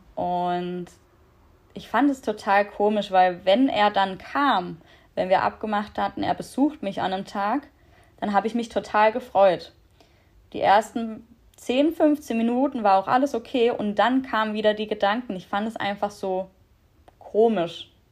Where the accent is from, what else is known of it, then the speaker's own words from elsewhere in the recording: Black Forest, Baden-Württemberg, Germany; ich bin 28 Jahre alt aus dem schönen Schwarzwald, wie man wahrscheinlich ab und zu an meinem Dialekt hören wird.